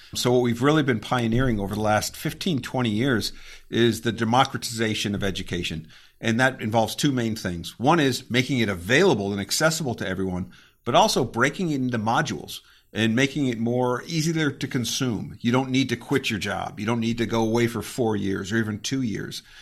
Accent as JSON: {"language": "English", "region": "Connecticut", "country": "United States", "tie": "born or raised there", "also_born_or_lived": "Virginia / Germany", "moved": "as an adult", "said": "I, I grew up in Connecticut, and I went to undergrad at a small school in Virginia"}